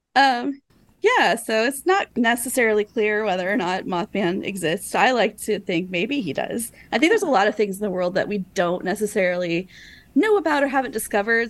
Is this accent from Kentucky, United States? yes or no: yes; Taylorsville, Kentucky, United States; I grew up in Taylorsville, Kentucky, which is really close by Louisville